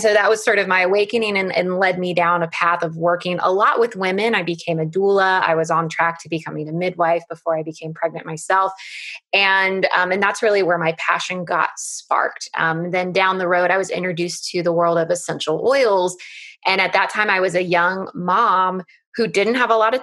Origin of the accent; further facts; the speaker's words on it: United States; I'm an American, so we live in the US